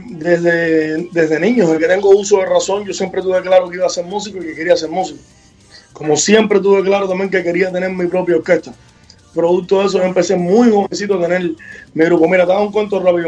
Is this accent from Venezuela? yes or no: no; Havana, Cuba; el barrio donde yo nací, que es en San Leopoldo